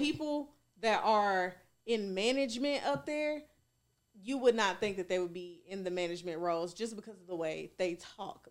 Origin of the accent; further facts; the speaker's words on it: Goodlettsville, Tennessee, United States; also born or lived in East Nashville; East Nashville. I lived, I grew up in Goodlesville